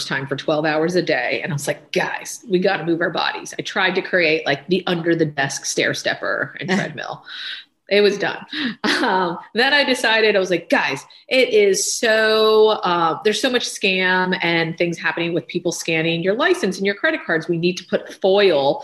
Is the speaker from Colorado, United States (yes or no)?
no; Pennsylvania, United States; moved away as an adult; now in New York, United States; I grew up in Pennsylvania, daughter of two Indian immigrant parents